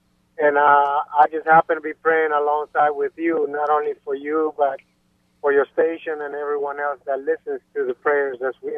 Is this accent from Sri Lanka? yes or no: no; Honduras; I'm from Honduras, Central America.